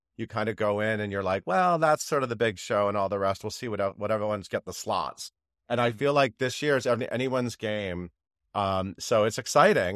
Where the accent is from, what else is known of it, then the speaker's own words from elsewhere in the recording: Connecticut, United States; moved away as an adult; also born or lived in New York City; I grew up in Connecticut, so I traveled to Broadway often on the Metro North train from New Haven.